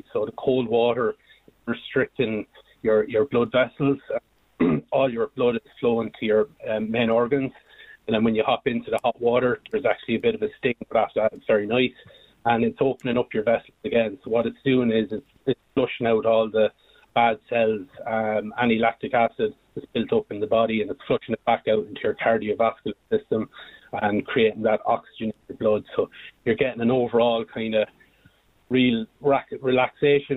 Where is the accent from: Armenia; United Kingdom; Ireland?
Ireland; Multyfarnham, Leinster; We're both from Multifernan, County Westmeath